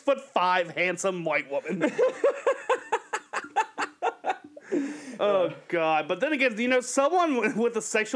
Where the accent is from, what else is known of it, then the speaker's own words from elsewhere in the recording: Cincinnati, Ohio, United States; we're from Cincinnati